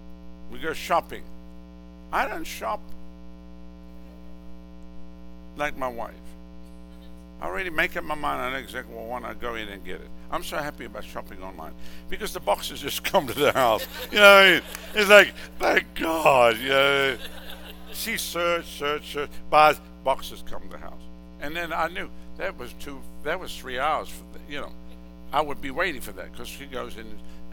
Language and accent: English; Southern United States, United States; No, I told you I'm from the South.